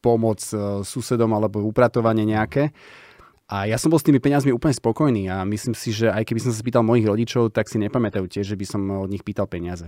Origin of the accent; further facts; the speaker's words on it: Bratislava, Bratislava Region, Slovakia; my sme deti z Petržalky, boli sme traja